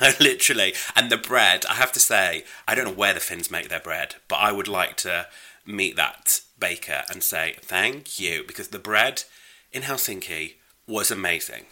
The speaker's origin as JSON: {"language": "English", "country": "United Kingdom", "said": "I am festively British"}